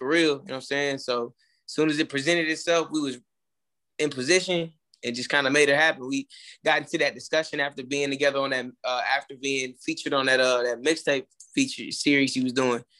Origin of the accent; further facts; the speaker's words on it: Atlanta, Georgia, United States; moved away as an adult; now in Houston, United States; I'm in Texas. I'm located in Texas. I'm from Atlanta originally